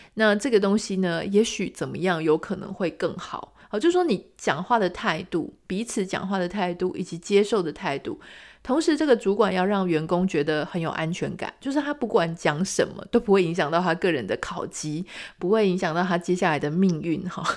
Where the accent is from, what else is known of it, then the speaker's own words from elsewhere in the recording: Taiwan; 我们台湾人